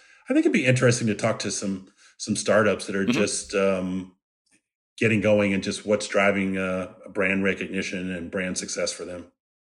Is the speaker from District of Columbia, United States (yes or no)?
yes; Washington, District of Columbia, United States; So I grew up in the Washington, D.C. area.